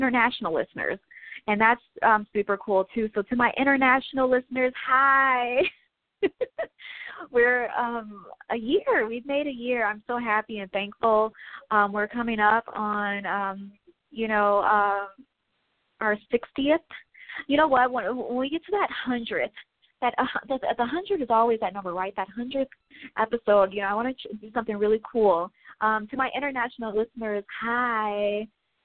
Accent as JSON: {"language": "English", "region": "Midwest", "country": "United States", "said": "I'm from the Midwest"}